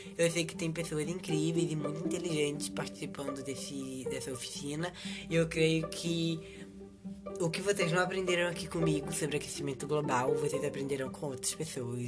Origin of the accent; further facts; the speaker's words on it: Northeast Region, Brazil; que sou nordestino